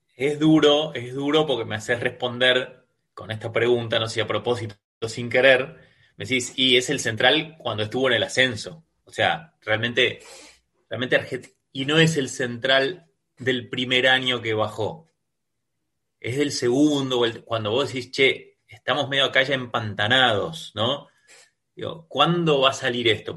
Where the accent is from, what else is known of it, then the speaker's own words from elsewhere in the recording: Argentina; soy muy argentino